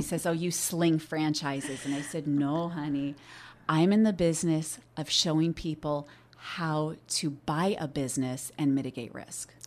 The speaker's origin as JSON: {"language": "English", "region": "Oregon", "country": "United States", "tie": "born or raised there", "said": "I was born and raised here in Oregon"}